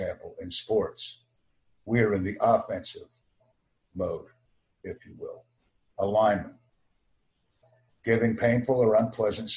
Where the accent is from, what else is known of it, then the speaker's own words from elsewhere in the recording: United States; I have an extensive background in American English listening, speaking, reading, and writing skills because I am an American